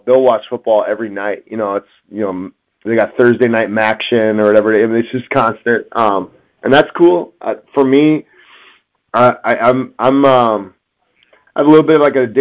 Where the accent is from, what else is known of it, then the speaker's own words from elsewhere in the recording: Wisconsin, United States; moved away; I'm from Wisconsin